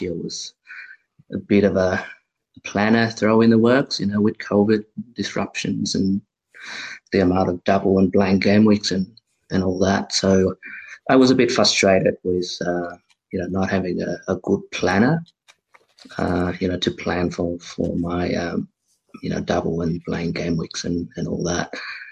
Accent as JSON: {"language": "English", "town": "Canberra", "region": "Australian Capital Territory", "country": "Australia", "said": "I'm from Canberra"}